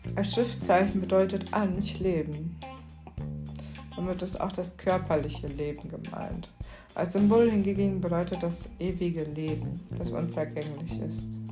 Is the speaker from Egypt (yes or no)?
yes; Cairo, Cairo Governorate, Egypt; moved away; Ich bin ja tatsächlich in Kairo geboren